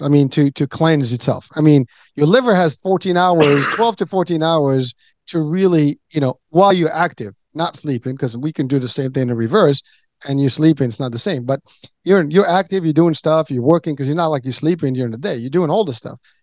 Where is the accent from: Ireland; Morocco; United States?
Morocco; moved away; I come from Morocco, so we have a lot of desert